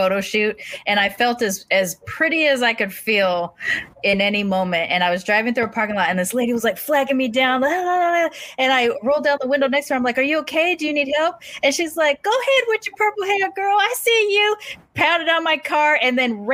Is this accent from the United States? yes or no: yes; United States; accent: AAVE; first language African American Vernacular English